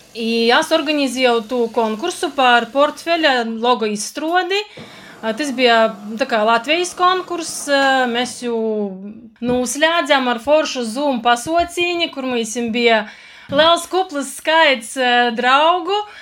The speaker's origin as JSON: {"language": "Latvian", "region": "Latgale", "country": "Latvia", "tie": "born or raised there", "said": "es pirmām kārtām esmu latgalīte dvieselī."}